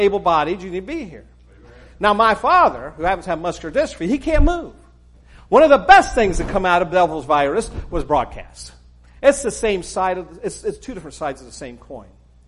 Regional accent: Texas, United States; accent: not quite Northern, not quite Southern; also born or lived in Arkansas / Memphis / Oklahoma City / Ohio; So my accent isn't quite Northern, not quite Southern. As a young person, I spent a number of years in Texas growing up

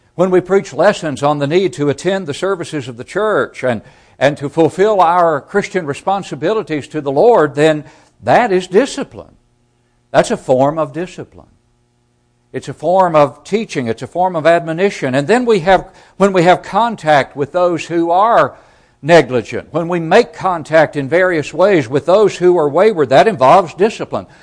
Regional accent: Smithville, Tennessee, United States; my hometown congregation of Smithville, Tennessee

